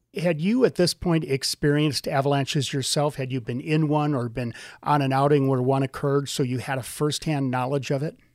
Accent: Wisconsin, United States; moved away; I'm from Wisconsin

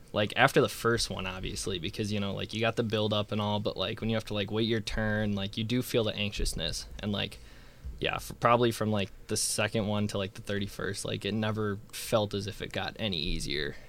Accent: Illinois, United States; I'm from Illinois

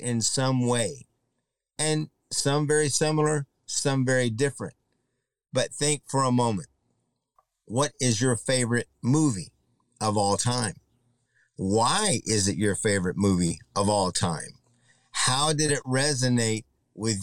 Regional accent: Mid-Cities area of Texas, United States; also born or lived in Luke Air Force Base, Arizona / Laredo, Texas; I was born in Arizona on Luke Air Force Base in 1967. My father served in Nam for about 5 years. Honorable discharge came as a staff sergeant in the Air Force, and we moved from Arizona to Laredo and into the Mid-Cities area of Texas

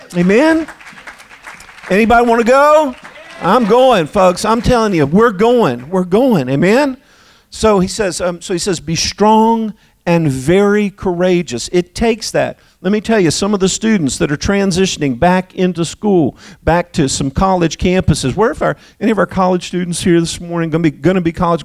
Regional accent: Delaware, United States; now in Texas, United States; I was raised in Delaware, but thank God I made it to Texas

